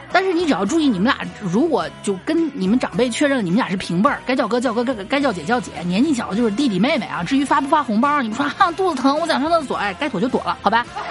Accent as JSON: {"language": "Chinese", "region": "northern China", "country": "China", "tie": "born or raised there", "said": "因为我从小是在北方这个文化下训抄长大的"}